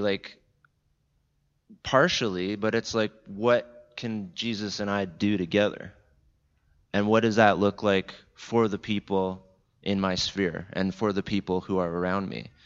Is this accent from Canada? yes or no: yes; Jordan Station, Ontario, Canada; I'm from Niagara, the Niagara region, Southern Ontario.